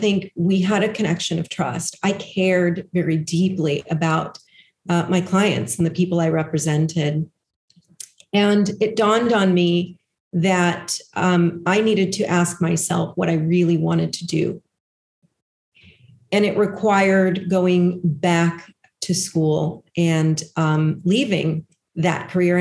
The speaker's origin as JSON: {"language": "English", "town": "Los Angeles", "region": "California", "country": "United States", "tie": "born or raised there", "said": "I grew up in Los Angeles."}